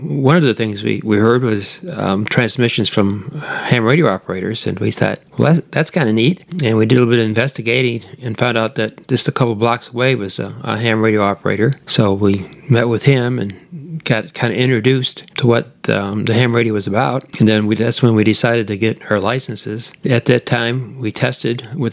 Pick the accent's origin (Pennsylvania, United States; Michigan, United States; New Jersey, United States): Michigan, United States; moved away as an adult; now in Central Texas, United States; back in Michigan, where I was born and raised